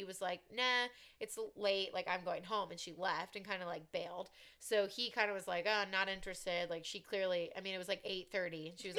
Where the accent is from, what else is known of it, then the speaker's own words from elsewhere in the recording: Columbus, Ohio, United States; Born and raised in Columbus, Ohio, and I did not know who she was.